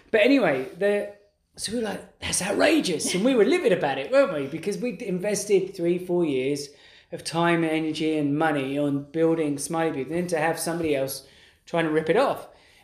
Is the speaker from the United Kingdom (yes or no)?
yes; London, United Kingdom; accent: East London; It's probably my accent.